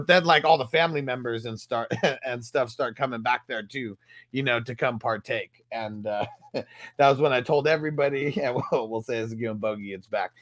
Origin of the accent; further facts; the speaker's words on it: California, United States; growing up in Cali